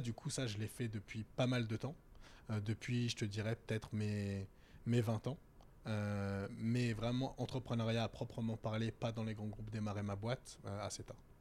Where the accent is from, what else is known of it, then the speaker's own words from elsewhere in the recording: Val-de-Marne, Paris suburbs, Île-de-France, France; moved away as an adult; also born or lived in Strasbourg / Germany / Tokyo / London; now in Paris, France; quand tu grandis dans le 94 ou quand tu grandis en banlieue